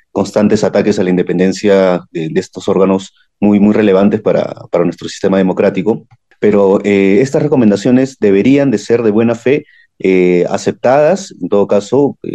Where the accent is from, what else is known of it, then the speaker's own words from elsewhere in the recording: Peru; ya desde como ciudadanos peruanos lo, vemos a diario, ¿no?